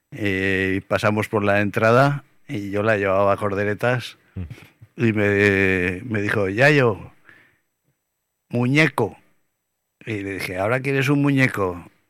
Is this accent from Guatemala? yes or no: no; Aragon, Spain; yo tampoco soy así como aragonés de pura cepa